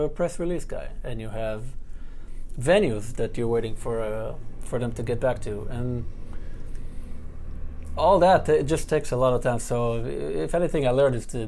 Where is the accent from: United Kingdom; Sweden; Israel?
Israel; Ra'anana, Central District; moved away as an adult; now in New York City, United States; Close to Tel Aviv, in a city called Ra'anana